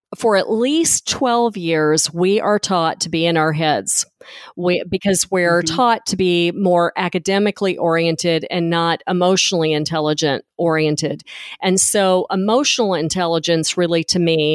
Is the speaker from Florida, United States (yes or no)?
no; Memphis, Tennessee, United States; moved away; I'm originally from Memphis